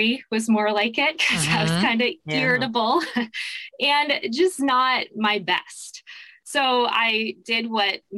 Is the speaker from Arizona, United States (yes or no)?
yes; Mesa, Arizona, United States; moved away as an adult; also born or lived in New York City; I was born and raised in Mesa, Arizona